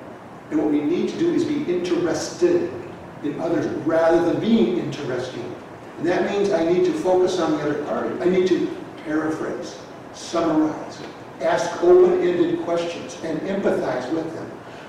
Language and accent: English; Boston, Massachusetts, United States; I'm from Boston. I live in Boston today.